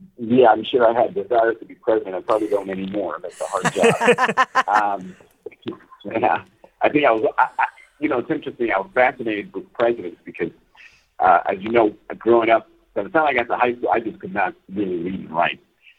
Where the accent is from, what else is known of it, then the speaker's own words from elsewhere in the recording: Los Angeles, California, United States; Obviously, growing up in East L.A., it is political.